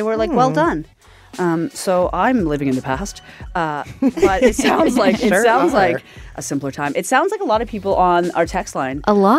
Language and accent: English; Dartmouth, Nova Scotia, Canada; moved away; I am from Dartmouth, and we only had a Tim Hortons and a Needs.